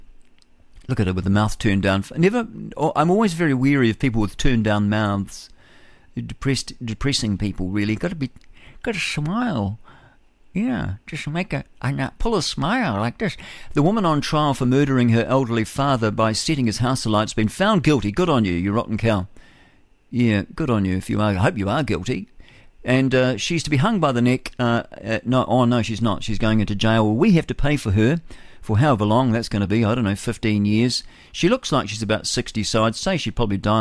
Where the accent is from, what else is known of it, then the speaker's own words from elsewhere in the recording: Levin, Manawatū-Whanganui, New Zealand; that's my hometown.